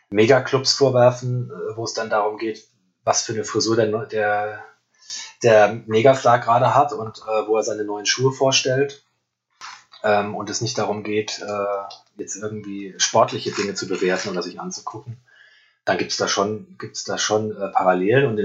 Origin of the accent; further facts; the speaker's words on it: Frankfurt, Hesse, Germany; kann ich natürlich als, als Frankfurter eigentlich nicht so leiden